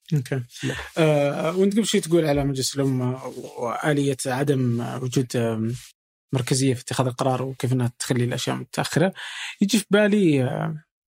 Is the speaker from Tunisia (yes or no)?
no; Saudi Arabia; عندنا في السعودية